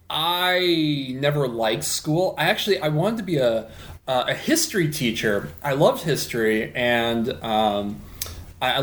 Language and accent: English; Puyallup, Washington, United States; also born or lived in Mercer Island; now in Renton, United States; In Puyallup, I grew up in Puyallup